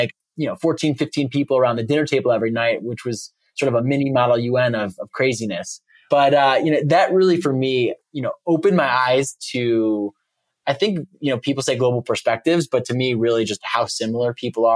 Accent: suburb just north of Chicago, Illinois, United States; moved away; I grew up in a nice little suburban cul-de-sac in a suburb just north of Chicago.

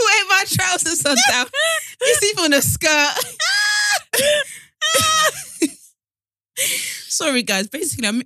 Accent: Nigeria; I'm Nigerian

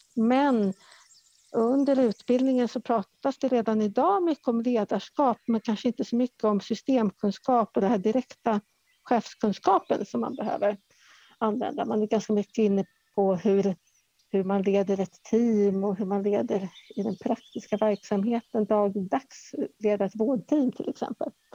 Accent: Stockholm, Stockholm County, Sweden; moved away as an adult; now in Värmland, Sweden; jag är från Stockholm eh, ursprungligen

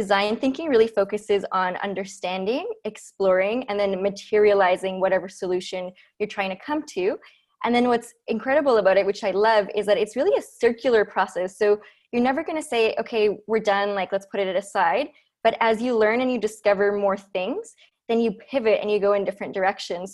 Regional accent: Vancouver, British Columbia, Canada; moved away as an adult; also born or lived in Ecuador / Montreal; now in Ottawa, Canada; I'm originally from Ecuador. That's where I lived till I was 8. Then I grew up in Vancouver

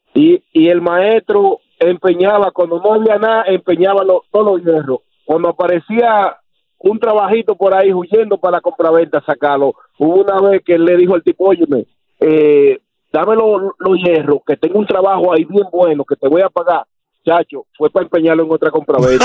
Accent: El Salvador; soy salvadoreño

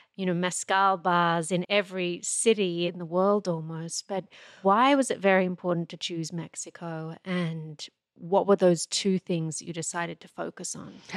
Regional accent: Australia; moved away; I'm Australian-born

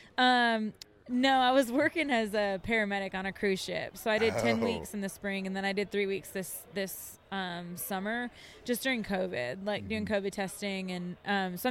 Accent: just outside of Grand Rapids, Michigan, United States; moved away as an adult; now in Greenville, United States; I live in Greenville, South Carolina, but I grew up in Michigan, just outside of Grand Rapids. I moved down here when I was 18

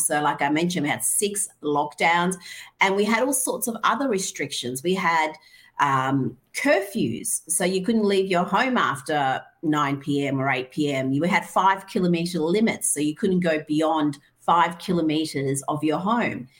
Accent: Iran; moved away; I grew up in Iran

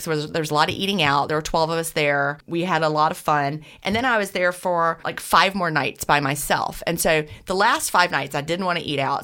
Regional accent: Augusta, Georgia, United States; I was born in Augusta, Georgia, and I live and I'm coming to you from Augusta, Georgia, right this minute

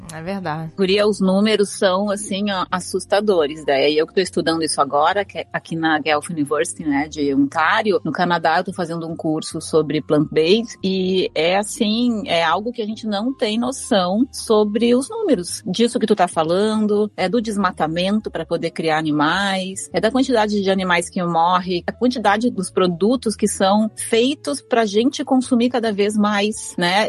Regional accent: Rio Grande do Sul, Brazil; eu sou gaúcha, né? Fui criada com costela

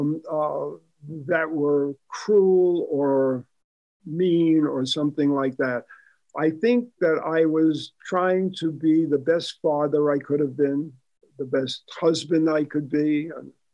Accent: New York City, New York, United States; also born or lived in Bronx, New York; now in Sun Valley, United States; I was born in the Bronx and I grew up in Queens, and I went to what was the largest high school in America at that time, Jamaica High School

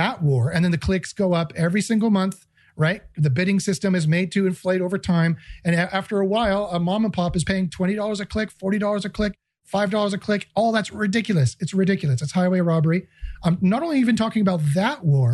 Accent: Canada; I'm Canadian

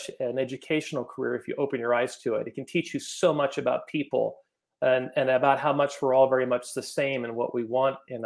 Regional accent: Los Gatos, California, United States; I grew up in Los Gatos, California

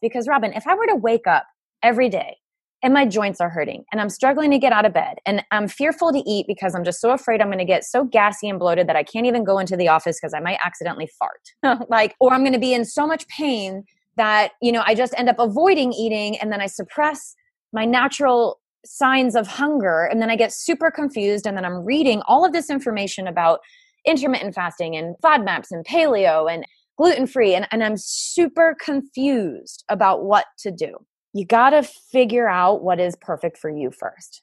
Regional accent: Rhode Island, United States; I grew up in New England in Rhode Island in the cold, damp, wet winters

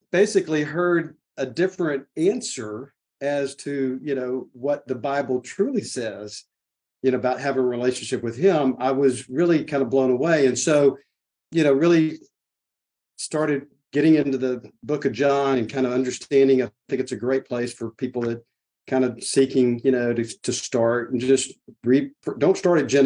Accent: Lake Jackson, Texas, United States; now in Houston, United States; I grew up in Lake Jackson, which is a little town just south of Houston, about an hour south.

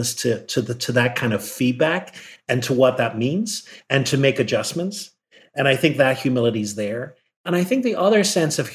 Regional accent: Ireland; moved away as an adult; now in United States; I grew up in Ireland

